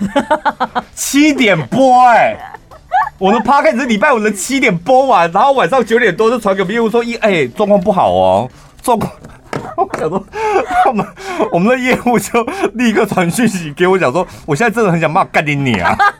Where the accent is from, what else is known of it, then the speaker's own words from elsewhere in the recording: Taichung, Taiwan; 我们是来自于六都台中市